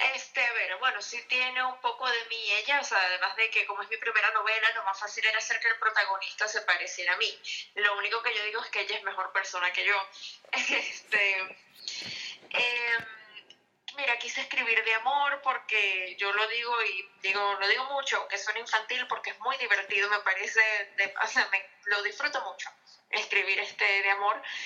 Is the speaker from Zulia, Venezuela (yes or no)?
no; Caracas, Capital District, Venezuela; moved away as an adult; also born or lived in Maracaibo; now in Miami, United States; soy venezolana y pues, ciudad de Maracaibo, pero criada en Caracas